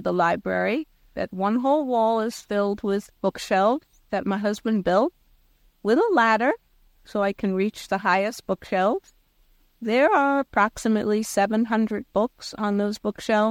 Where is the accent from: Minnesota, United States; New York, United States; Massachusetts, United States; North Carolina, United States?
New York, United States; New York City; also born or lived in Long Island; I was raised in New York City, and when we moved out of New York City to Long Island